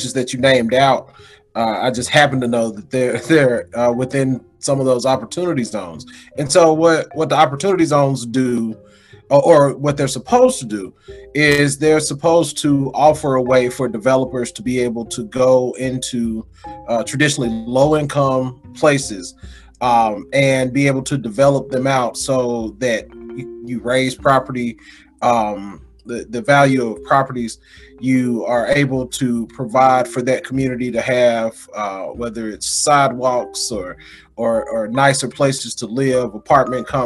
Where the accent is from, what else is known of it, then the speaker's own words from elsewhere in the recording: Mississippi, United States; also born or lived in Denver; from my hometown